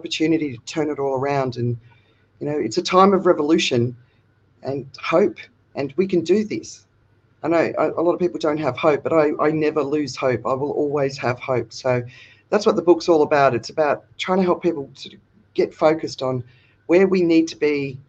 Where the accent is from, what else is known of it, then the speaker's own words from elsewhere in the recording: Australia; now in Phuket, Thailand; I'm Australian, but I'm living in Phuket, Thailand